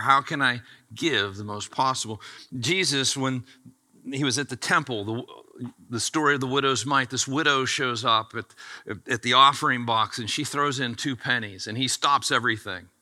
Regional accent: United States; I was born in America and I get to pastor this church

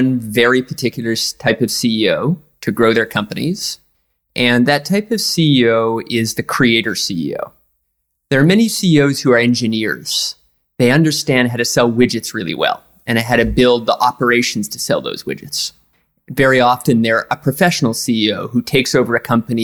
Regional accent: east coast of Canada, Atlantic Canada, Canada; now in New York, United States; I grew up in a small town

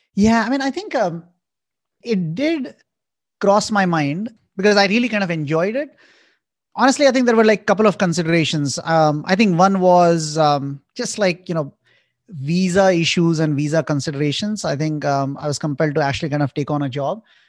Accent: Indore, Madhya Pradesh, India; moved away as an adult; also born or lived in New York; I grew up in India in a town called Indore

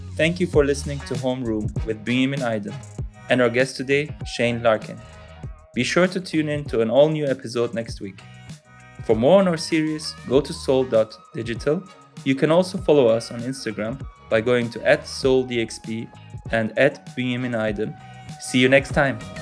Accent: Germany; I was born in Germany to Turkish

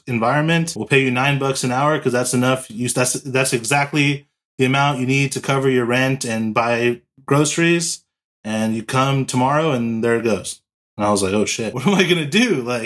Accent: Los Angeles, California, United States; also born or lived in San Diego; So I'm from Los Angeles, California. Born and raised here in California

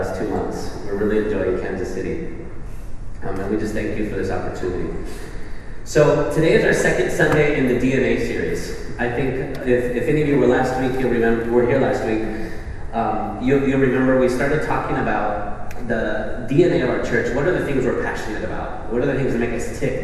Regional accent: Spain; We're all from Spain

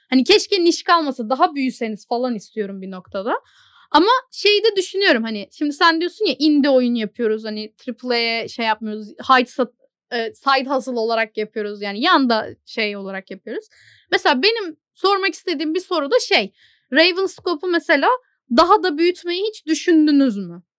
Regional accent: Turkey; Türk'üm dedim.

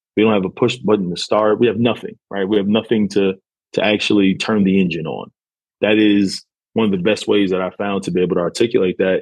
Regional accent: New York, United States; now in Houston, United States; I'm originally from New York

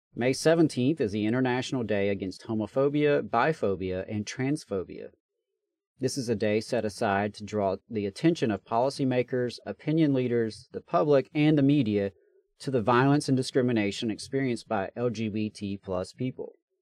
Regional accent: Meridian, Mississippi, United States; now in Huntsville, United States; in Meridian, my hometown

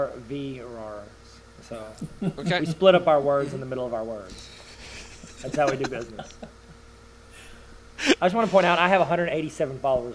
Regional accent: California, United States; accent: Californian; I get it because of my Californian accent.

